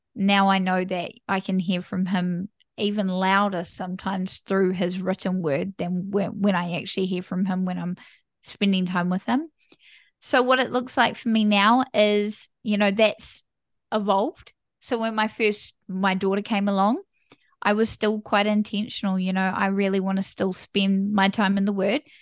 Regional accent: New Zealand; I am from New Zealand, small little country, bottom of the world.

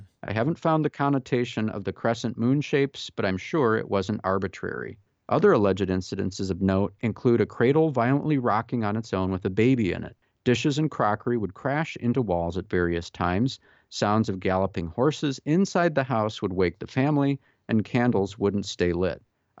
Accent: Newfoundland and Labrador, Canada; I grew up in Newfoundland in eastern Canada, a foggy place with a strong Irish folklore history.

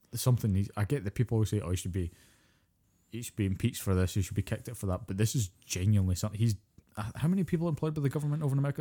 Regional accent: Scotland, United Kingdom; I'm Scottish.

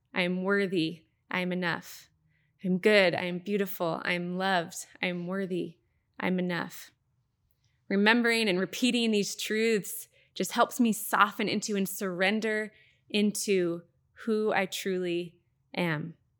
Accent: Happy Valley, Oregon, United States; I grew up in the Happy Valley, Clackamas area.

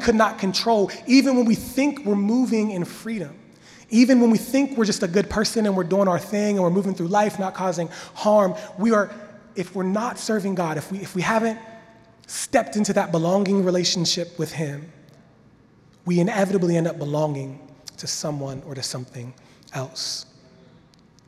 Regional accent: Washington, Pennsylvania, United States; moved away; I'm from Pennsylvania. Washington, Pennsylvania, small town. We had a creek in my backyard

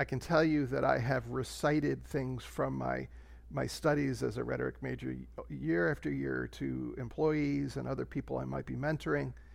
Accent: central New Jersey, United States; I was, uh, raised in central New Jersey

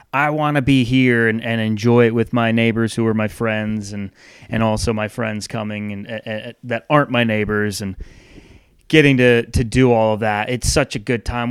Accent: Northeast, United States; now in the South, United States; I grew up in the Northeast, don't ever really want to live there again

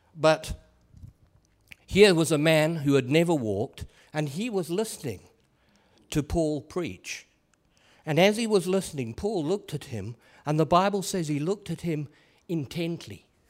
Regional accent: England, United Kingdom; I am an Englishman

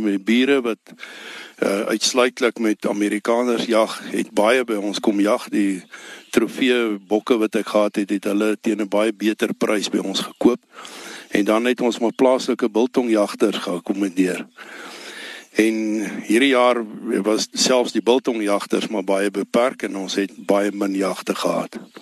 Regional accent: Ellisras, Limpopo, South Africa; ek is my hier gebore op Ellis Ras 1953

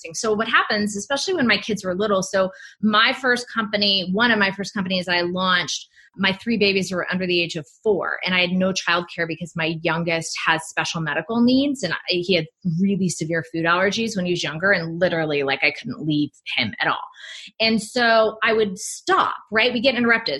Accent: United States; also born or lived in Hawaii; I grew up in California and Hawaii

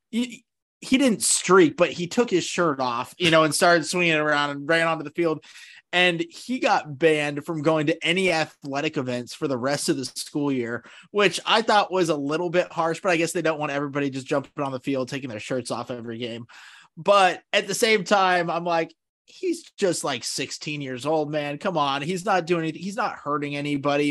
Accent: Seattle, Washington, United States; now in Kansas City, United States; I was born in Seattle

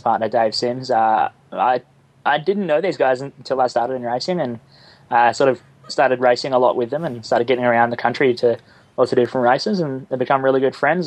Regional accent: Australia; I'm the Australian version of you

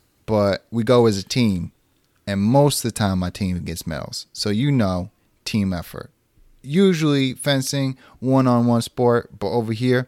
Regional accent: the South, United States; accent: Southern; So, yes, Southern is where I grew up. I grew up in the South. I have that accent.

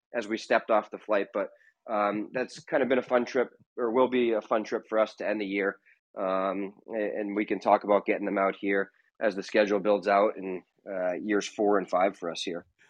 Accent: West Point, New York, United States; now in Long Island, United States; I grew up in West Point, not so far away

